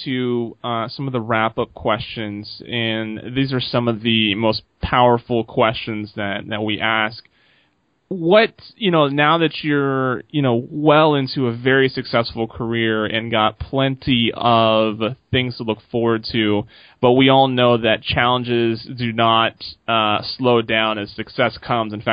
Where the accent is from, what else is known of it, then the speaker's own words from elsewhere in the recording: Seattle, Washington, United States; I'm from Seattle